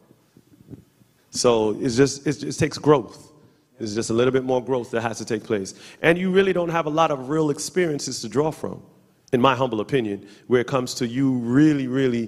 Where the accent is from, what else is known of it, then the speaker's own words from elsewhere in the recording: Jamaica; we're Jamaican